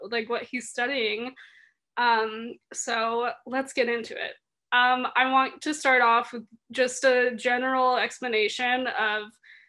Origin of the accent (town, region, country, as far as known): San Diego, California, United States; born or raised there; moved away as an adult; now in Boulder, United States